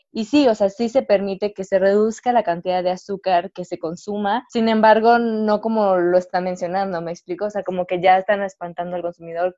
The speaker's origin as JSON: {"language": "Spanish", "country": "Mexico", "said": "como obviamente mexicanos"}